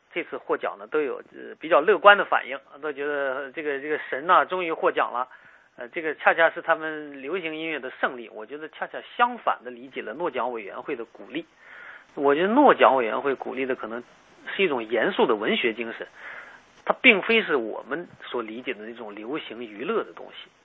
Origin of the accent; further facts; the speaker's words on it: China; 我们中国人经常看不起现代新诗